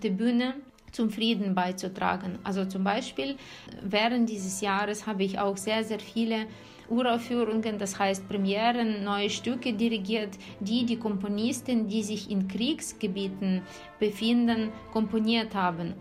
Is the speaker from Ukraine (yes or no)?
yes; Ukraine; moved away; als Ukrainerin, weil alle meine Freunde sind dort, meine Familie ist dort, meine Eltern leben dort